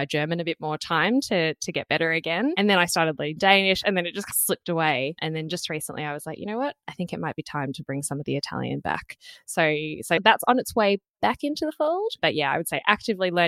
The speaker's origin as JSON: {"language": "English", "country": "Australia", "tie": "born or raised there", "said": "I grew up in Australia. I've been here basically my whole life."}